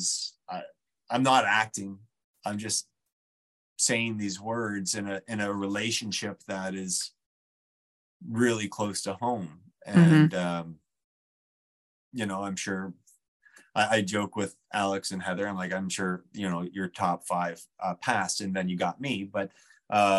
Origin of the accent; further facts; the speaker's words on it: New Brunswick, Canada; I grew up in New Brunswick. I was born in New Brunswick